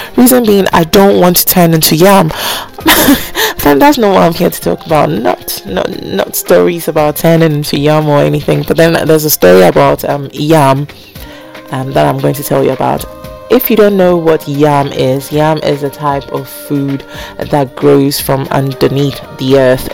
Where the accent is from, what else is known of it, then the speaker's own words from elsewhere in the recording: Ghana; also born or lived in United Kingdom; I grew up in Ghana, although I was born in the UK